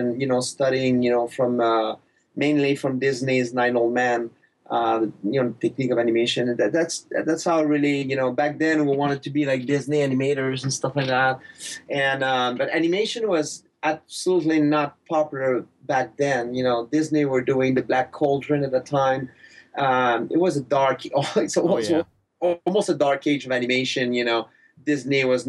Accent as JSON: {"language": "English", "region": "Quebec", "country": "Canada", "tie": "born or raised there", "also_born_or_lived": "Montreal, Canada", "accent": "thick accent", "second_language": "English", "moved": "as an adult", "said": "I grew up in Quebec, in a small town"}